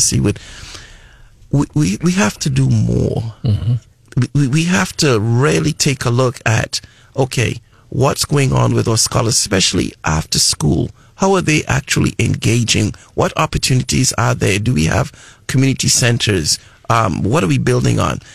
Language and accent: English; Trinidad & Tobago; moved away as an adult; also born or lived in New Mexico / Lubbock, Texas; now in United States; I'm originally from the Caribbean islands of Trinidad and Tobago